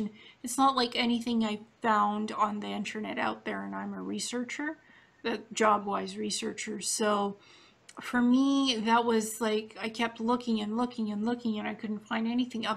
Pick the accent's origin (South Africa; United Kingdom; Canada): Canada; also born or lived in Ukraine / Israel; Then I moved to Canada